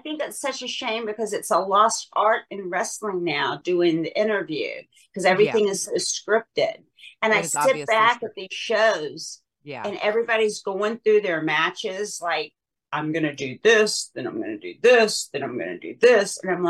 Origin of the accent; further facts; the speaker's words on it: Southern US, United States; accent: Southern; because my Southern accent used to be really, really bad